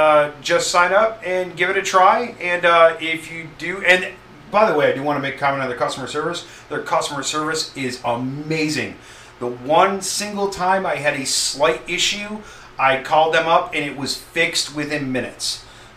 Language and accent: English; New York, United States; moved away; I'm originally from New York, I used to run wrestling shows in New York